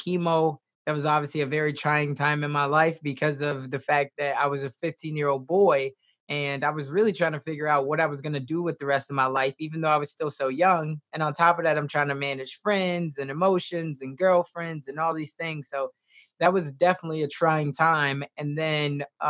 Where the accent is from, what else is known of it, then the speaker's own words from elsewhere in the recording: Chicago, Illinois, United States; now in Omaha, United States; I was raised originally in Chicago, Southside. So I grew up with a single mom